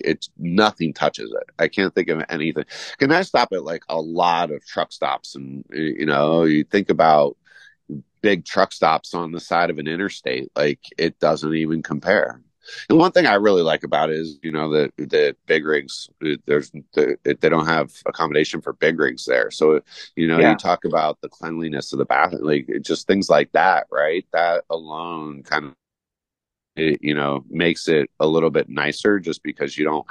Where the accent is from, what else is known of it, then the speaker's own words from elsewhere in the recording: Southern California, United States; now in Jackson Hole, United States; I grew up in Southern California